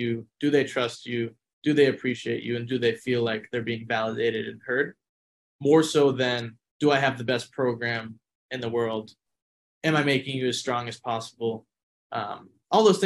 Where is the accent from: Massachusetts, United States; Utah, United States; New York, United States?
Massachusetts, United States; moved away as an adult; now in Arizona, United States; I'm originally from Massachusetts. Made my way out here to Arizona State for my grad assistant position